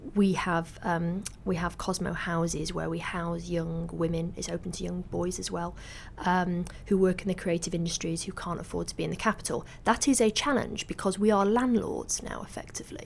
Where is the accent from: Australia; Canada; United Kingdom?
United Kingdom; Salford, North West England; I grew up in Salford